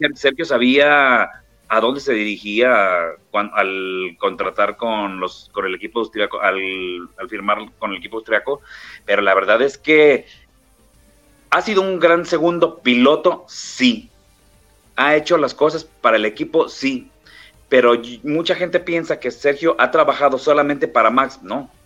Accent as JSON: {"language": "Spanish", "country": "Mexico", "said": "yo le he dicho como mexicano"}